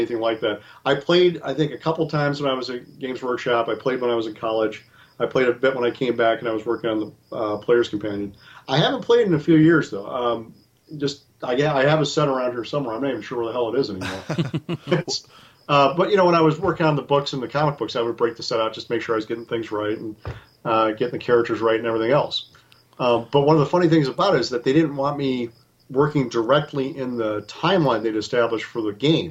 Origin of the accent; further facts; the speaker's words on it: Wisconsin, United States; I'm born and raised in Wisconsin